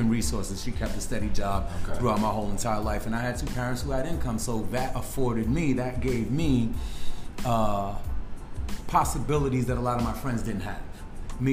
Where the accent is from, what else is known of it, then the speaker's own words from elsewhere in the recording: New York City, New York, United States; also born or lived in Brooklyn / Bronx / Beacon, New York; I grew up right here in New York City. Born in Brooklyn, raised in Manhattan